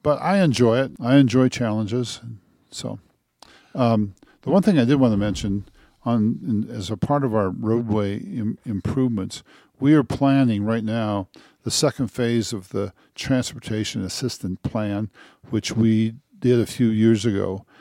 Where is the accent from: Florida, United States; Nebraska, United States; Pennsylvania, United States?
Nebraska, United States; northeast; moved away as an adult; also born or lived in Michigan; now in Westcliffe, United States; I grew up in a, uh, small rural town, about the same size of, well, it's about a thousand people, in, uh, northeast Nebraska, on an Indian reservation